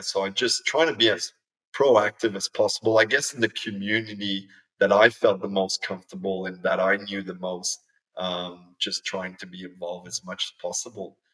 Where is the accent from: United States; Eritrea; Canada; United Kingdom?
Canada; moved away as an adult; now in Australia; growing up in Canada